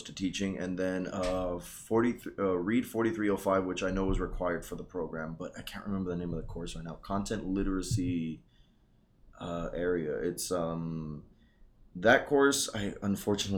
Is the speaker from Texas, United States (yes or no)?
yes; the Rio Grande Valley, Texas, United States; also born or lived in Lubbock, Texas; Born and raised here in the Valley